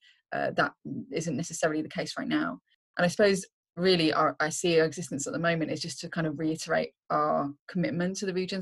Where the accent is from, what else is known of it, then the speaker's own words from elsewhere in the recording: Reading, South East England, United Kingdom; moved away as an adult; now in North East England, United Kingdom; I'm originally from Reading, just like 25 miles or so outside London